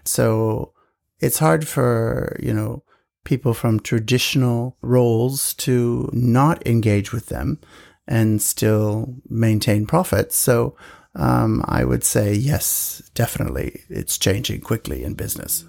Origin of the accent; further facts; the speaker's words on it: United States; now in Japan; being an American